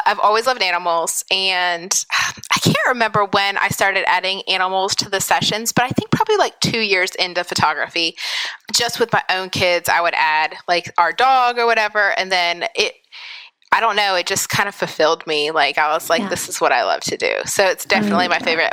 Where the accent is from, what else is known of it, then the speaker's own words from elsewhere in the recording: Pennsylvania, United States; moved away as an adult; now in West Virginia, United States; I live in West Virginia. I grew up in Pennsylvania and then went to college in West Virginia